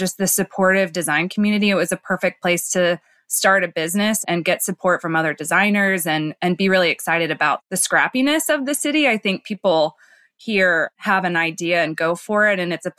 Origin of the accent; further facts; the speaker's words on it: Dallas, Texas, United States; also born or lived in Georgia / New York / Portland, Maine; now in Austin, United States; moving to Austin, I should say. I'm actually from Dallas.